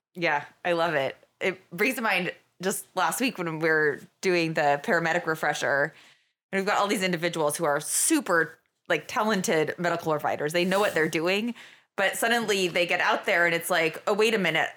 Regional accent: Norwich, Vermont, United States; moved away as an adult; also born or lived in Minnesota / Colorado / Idaho / Oregon; I grew up in Vermont, um, on the other side of the state, down in Norwich

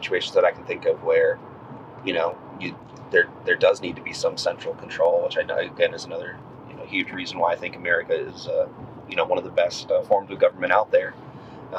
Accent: United States; I'm a patriot, I'm an American

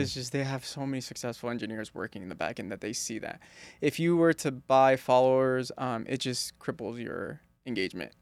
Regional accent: East Coast, United States; When I was growing up in the East Coast

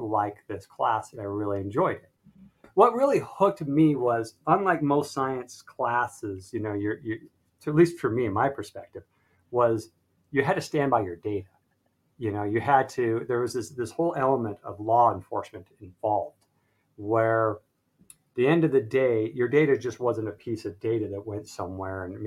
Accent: Salt Lake City, Utah, United States; I was born and raised in Salt Lake City, Utah

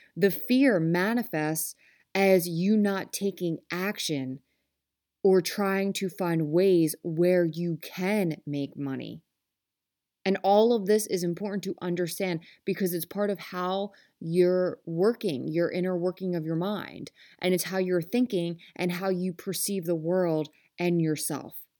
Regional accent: Philadelphia, Pennsylvania, United States; I am from Philly. Um, we say some type of way

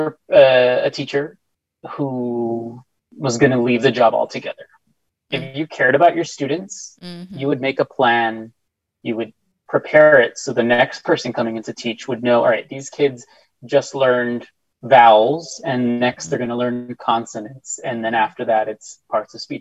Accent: El Paso, Texas, United States; I'm from El Paso

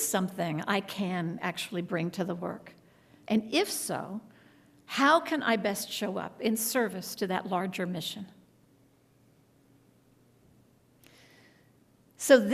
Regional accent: Texas, United States; moved away; also born or lived in New York City; ever since I was a child growing up in Texas

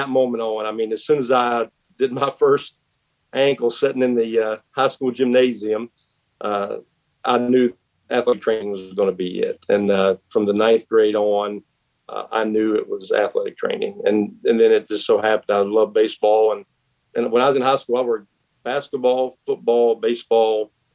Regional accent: West Virginia, United States; moved away as an adult; now in Knoxville, United States; I grew up in West Virginia

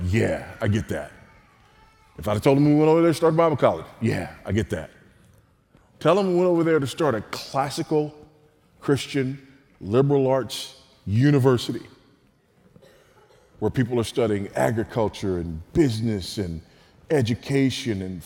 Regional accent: United States; accent: American; moved away as an adult; now in Zambia; you could tell from my accent that I was an American

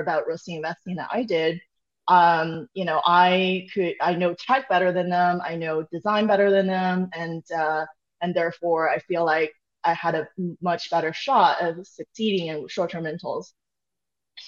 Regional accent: Austin, Texas, United States; moved away; I'm here right now in my hometown

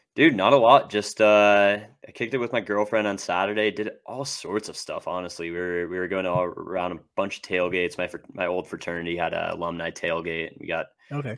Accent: Bozeman, Montana, United States; now in Boise, United States; I'm from Bozeman, Montana originally. Um, you know, grew up playing hockey my whole life

